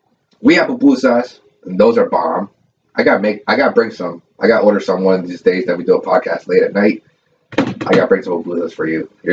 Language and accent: English; California, United States; moved away; I am from Cali. I used to live there